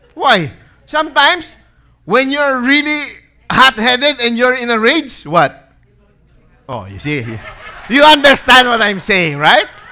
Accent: Philippines; being a Filipino.

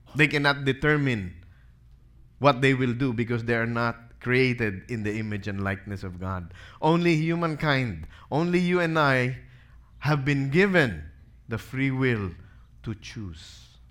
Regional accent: Philippines; being a Filipino.

